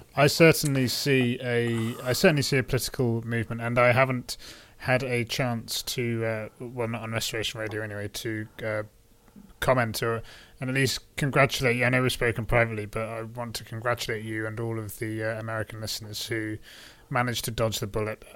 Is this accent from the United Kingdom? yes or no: yes; United Kingdom; as a Brit